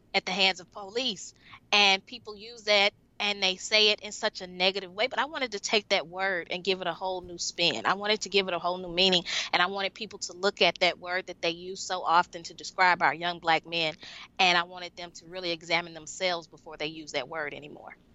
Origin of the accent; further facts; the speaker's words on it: Mississippi, United States; i'm from mississippi